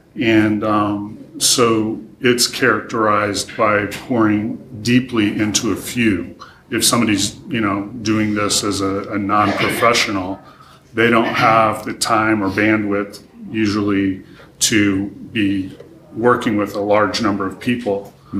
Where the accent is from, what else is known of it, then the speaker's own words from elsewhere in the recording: Taichung, Taiwan; also born or lived in Taejon, South Korea; So I grew up in Asia. My parents were missionaries, so I lived through my elementary school years in Taejon, South Korea, and then middle school and high school in Taichung, Taiwan.